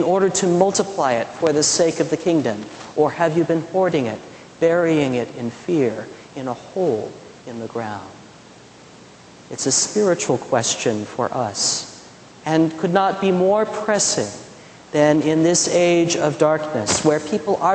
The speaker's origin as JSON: {"language": "English", "town": "McPherson", "region": "Kansas", "country": "United States", "tie": "born or raised there", "moved": "yes", "said": "When I was growing up in the Midwest, there was a town about 30 miles south of McPherson, where I was living"}